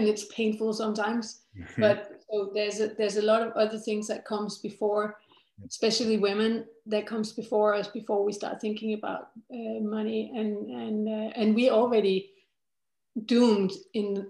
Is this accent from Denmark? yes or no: yes; Denmark; I come from Denmark